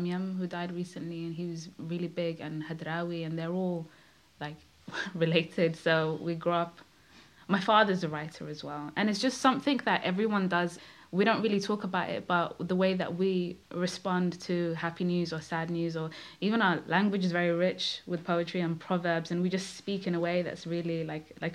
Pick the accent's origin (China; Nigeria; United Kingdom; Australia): United Kingdom; London; also born or lived in Kenya; I grew up in Brent